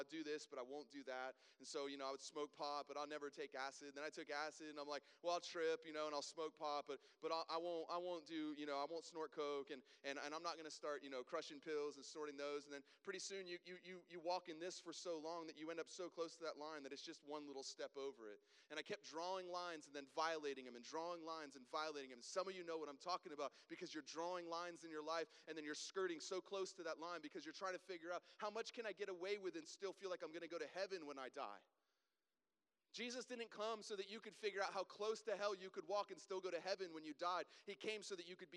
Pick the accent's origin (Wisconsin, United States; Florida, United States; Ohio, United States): Florida, United States; South; moved away as an adult; now in Greenville, United States; I grew up down in South Florida. I lived there until I was 20. I moved here when I was 20 years old to Greenville.